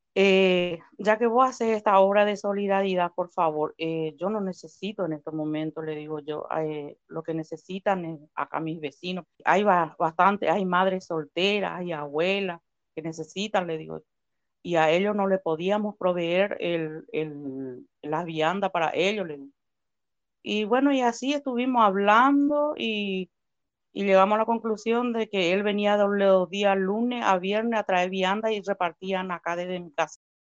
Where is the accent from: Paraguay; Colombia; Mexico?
Paraguay; moved away as an adult; now in Comodoro Rivadavia, Argentina; yo soy paraguaya